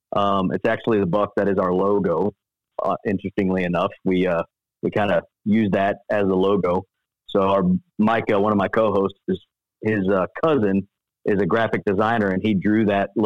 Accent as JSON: {"language": "English", "region": "Missouri", "country": "United States", "tie": "born or raised there", "said": "So I grew up, I'm born and raised in Missouri."}